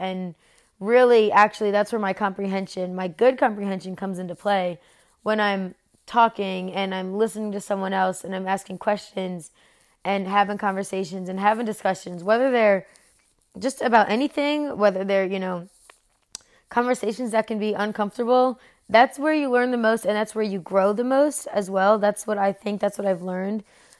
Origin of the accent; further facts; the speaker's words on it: New Jersey, United States; moved away as an adult; now in North Carolina, United States; I was born and raised in South Jersey, right over the bridge from Philadelphia. I Now, though, I live in North Carolina.